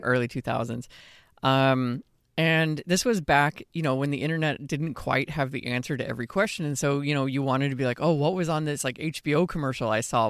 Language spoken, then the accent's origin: English; Austin, Texas, United States; my hometown of Austin